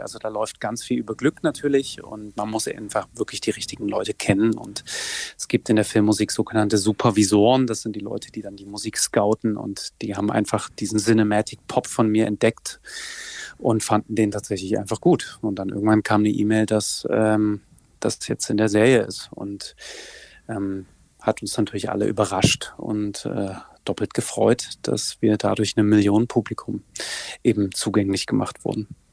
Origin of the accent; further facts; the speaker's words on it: Saxony, Germany; in meinem Heimatland Sachsen